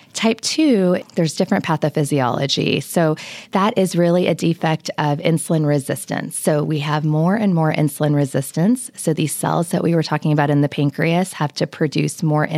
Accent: Lubbock, Texas, United States; I was brought up in Lubbock, and so Lubbock and Texas Tech are certainly home.

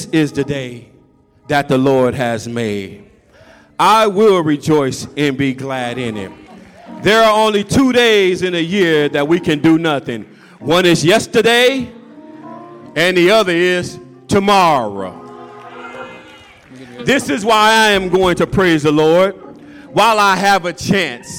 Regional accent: California, United States; y'all know I'm from California

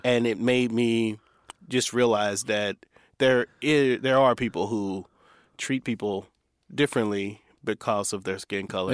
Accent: Indiana, United States; so I'm from Indiana, so we grew up in Indiana

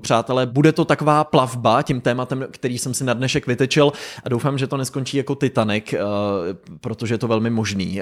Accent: Pardubice, Pardubice Region, Czechia; moved away; also born or lived in Los Angeles, United States; Jsem zpátky v Pardubicích, to znamená návrat zpátky nejen do České republiky z Ameriky, ale rovnou až do Pardubic, k úplným kořenům do mého rodiště

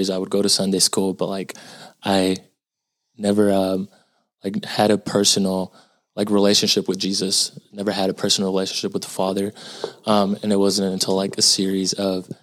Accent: Houston, Texas, United States; also born or lived in Austin, Texas; I was born in Houston, and I currently go to the University of Texas at Austin

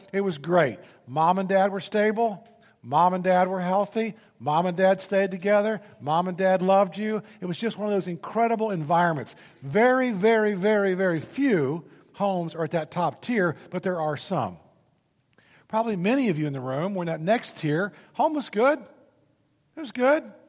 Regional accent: Indianapolis, Indiana, United States; moved away as an adult; I grew up in Indianapolis, Indiana.

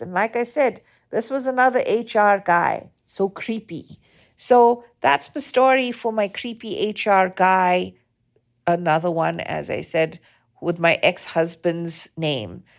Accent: South Africa; moved away; growing up in South Africa

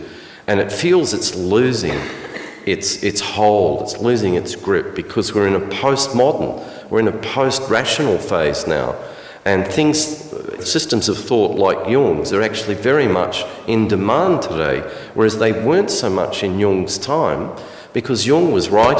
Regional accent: Alice Springs, Northern Territory, Australia; me as a boy growing up in Alice Springs

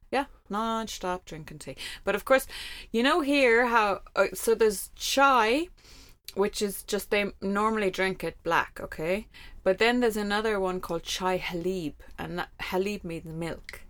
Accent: Ireland; moved away as an adult; also born or lived in Kuwait / Lebanon; as an Irish expat who worked there and lived there

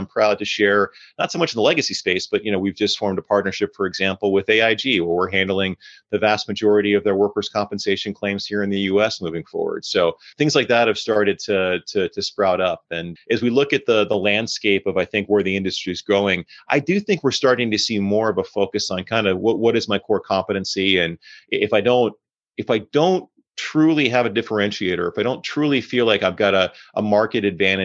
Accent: Maryland, United States; moved away as an adult; now in Philadelphia, United States; I relocated to the Philadelphia area from Maryland, where I grew up and where I'm originally from

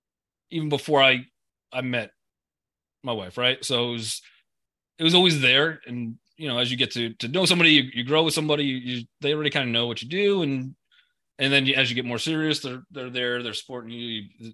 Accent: Long Island, New York, United States; I grew up in Long Island. I like some water.

